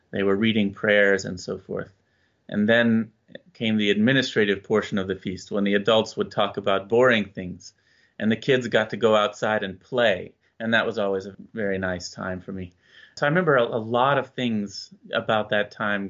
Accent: Lafayette, Indiana, United States; I grew up in Lafayette, Indiana

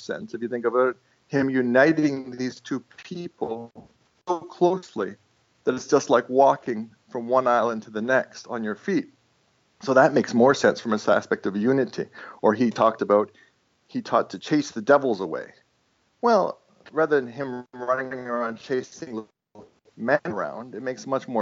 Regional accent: Toronto, Ontario, Canada; first language Estonian; English is a second language; as an Estonian growing up in Canada

